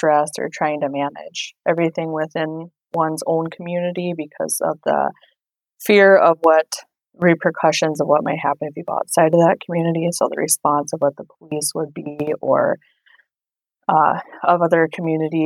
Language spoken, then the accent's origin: English; Pine Ridge Reservation, South Dakota, United States; I grew up on the Pine Ridge Reservation in South Dakota, and I'm a member of the Ogallala Sioux Tribe